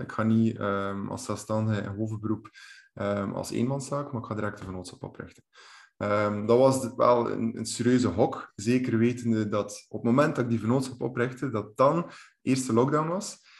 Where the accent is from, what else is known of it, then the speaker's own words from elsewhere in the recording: Bruges, Flanders, Belgium; kom ik van de kanten van Brugge eh, aan de kust